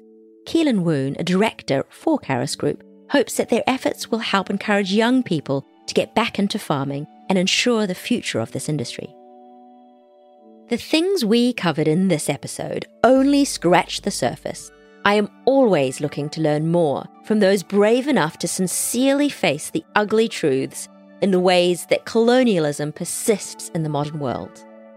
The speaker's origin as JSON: {"language": "English", "country": "Malaysia", "said": "As a Malaysian"}